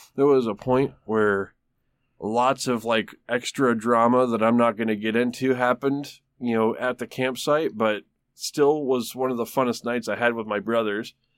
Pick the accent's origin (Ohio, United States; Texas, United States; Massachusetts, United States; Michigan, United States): Michigan, United States; Traverse City; now in Tulsa, United States; right around Traverse City, Michigan, it's my hometown